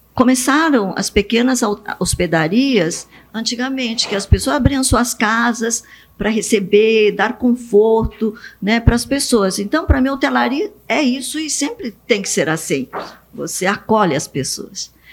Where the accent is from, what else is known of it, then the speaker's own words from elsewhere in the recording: Bastos, São Paulo, Brazil; Portuguese is a second language; also born or lived in Japan; fomos para Bastos, e eu vi naquele momento, eu tinha sete anos, que meus pais não entendiam português